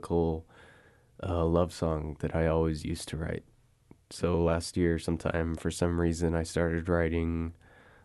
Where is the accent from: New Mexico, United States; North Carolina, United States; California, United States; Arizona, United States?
Arizona, United States; Window Rock; I grew up in Winter Rock